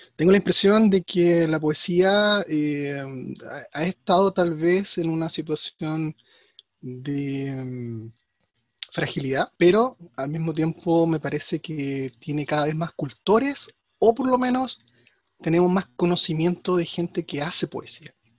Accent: Chile; Yo soy chileno

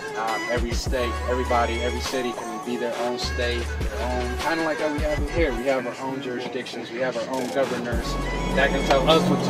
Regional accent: Beledweyne, Hiran, Somalia; born or raised there; now in United States

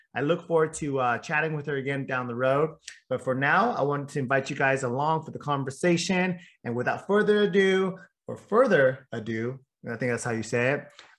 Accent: West Coast, United States; I grew up on the West Coast

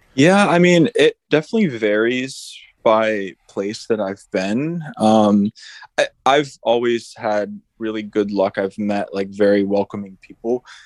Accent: upstate New York, United States; right now, I'm in my hometown in upstate New York.

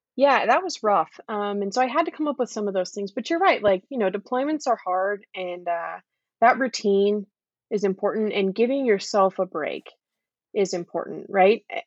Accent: California, United States; now in North Carolina, United States; I'm from California.

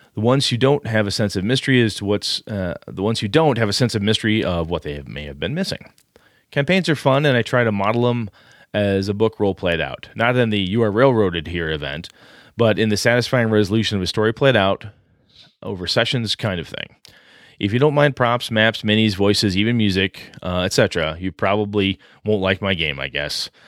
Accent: Wausau, Wisconsin, United States; my hometown, Wausau, Wisconsin

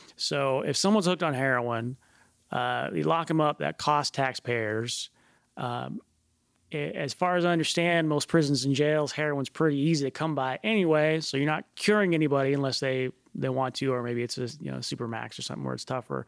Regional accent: United States; growing up in the United States

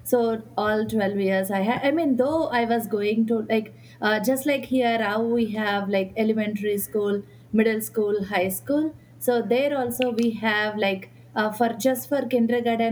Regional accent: Sriharikota, Andhra Pradesh, India; moved away as an adult; I grew up in India, Sriharikota

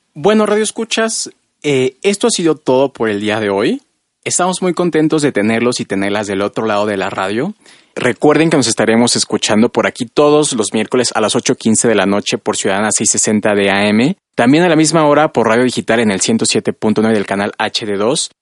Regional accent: State of Mexico, Mexico; moved away as an adult; now in Mexico City, Mexico; Nací aquí en la Ciudad de México y vivo aquí también desde hace ya unos años, desde que entré a la universidad, pero crecí en un pueblito al norte del Estado de México

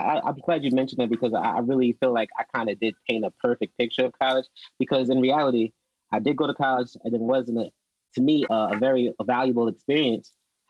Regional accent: Georgia, United States; I always felt like I wasn't the typical Black person that I saw growing up

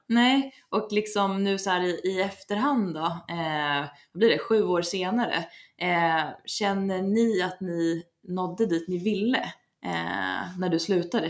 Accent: Leksand, Dalarna County, Sweden; jag kommer från Leksand

